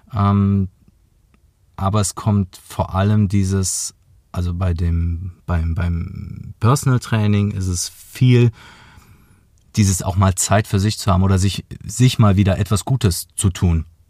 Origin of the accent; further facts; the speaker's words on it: near Aachen, between Aachen and Cologne, North Rhine-Westphalia, Germany; moved away as an adult; now in Munich, Germany; gar nicht hier aus München, sondern aus der Nähe von Aachen, zwischen Aachen und Köln.